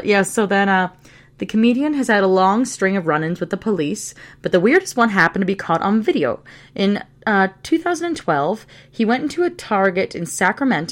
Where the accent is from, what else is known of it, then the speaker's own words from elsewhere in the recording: Canada; we are both Canadian, as in born and raised in Canada.